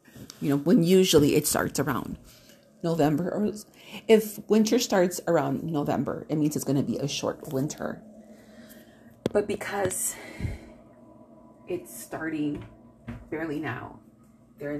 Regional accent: Milwaukee, Wisconsin, United States; now in Southern California, United States; I am from Milwaukee, but I'm a California person by now. You know, I got here in 89.

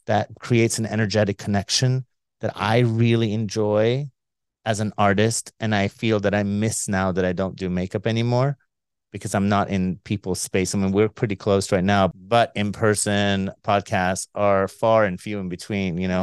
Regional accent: Iran; we're both from Iran

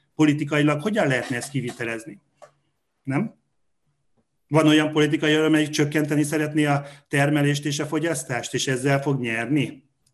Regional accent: Hungary

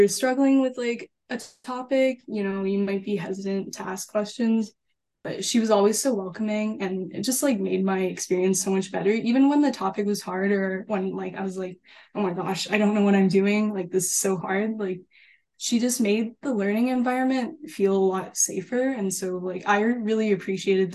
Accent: Calgary, Alberta, Canada; moved away as an adult; now in Vancouver, Canada; I'm originally from Calgary

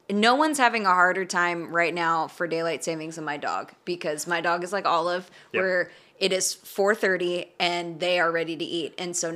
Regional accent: Arizona, United States; moved away; growing up in Arizona is they said suck my dick

